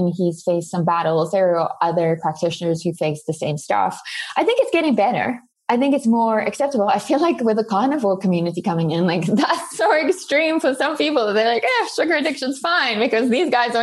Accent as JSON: {"language": "English", "country": "South Africa", "first_language": "Afrikaans", "second_language": "English", "moved": "yes", "lives_now": "United States", "said": "Afrikaans, which is my native language"}